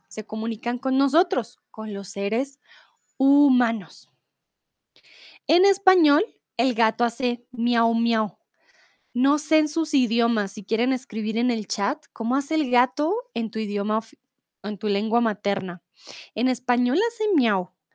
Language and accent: Spanish; Bogotá, Colombia; soy de Colombia, de Bogotá